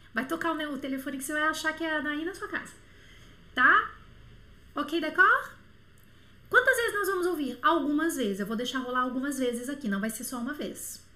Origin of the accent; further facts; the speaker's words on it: Bauru, São Paulo, Brazil; moved away; also born or lived in Montreal; pertinho lá de Bauru, da minha cidade natal